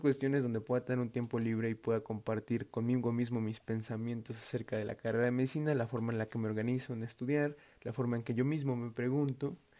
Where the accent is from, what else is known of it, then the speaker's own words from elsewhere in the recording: Tlaxcala, Mexico; moved away as an adult; now in Mexico City, Mexico; soy foráneo, soy del estado de Tlaxcala y estoy estudiando en la Ciudad de México